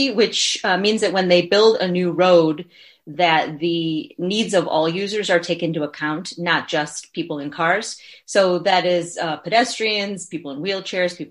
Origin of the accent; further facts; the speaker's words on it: Chicago, Illinois, United States; now in Milwaukee, United States; I come from the Chicago area